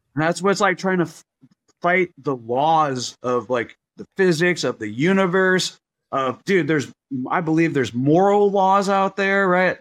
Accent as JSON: {"language": "English", "town": "Las Vegas", "region": "Nevada", "country": "United States", "tie": "born or raised there", "said": "I was born in Vegas"}